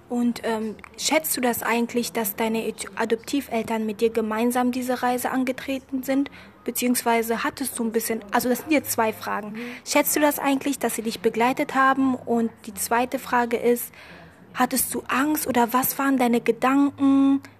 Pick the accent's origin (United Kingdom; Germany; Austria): Germany; also born or lived in Ethiopia; ich bin in Äthiopien geboren